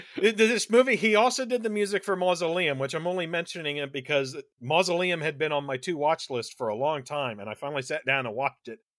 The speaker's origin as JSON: {"language": "English", "region": "Delaware", "country": "United States", "accent": "Delaware", "said": "my Delaware accent"}